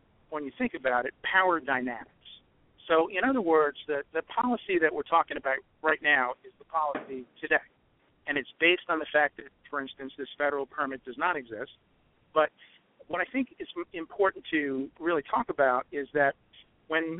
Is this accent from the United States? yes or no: yes; New York, United States; I come from New York, and I used to be in law enforcement in New York